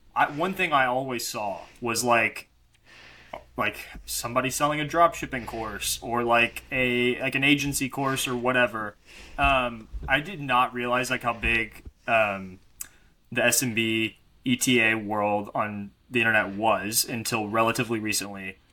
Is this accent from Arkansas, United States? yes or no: yes; Arkansas, United States; I grew up in Arkansas